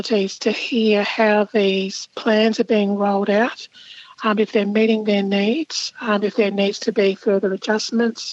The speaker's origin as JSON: {"language": "English", "region": "South Australia", "country": "Australia", "tie": "born or raised there", "said": "When I was growing up in South Australia"}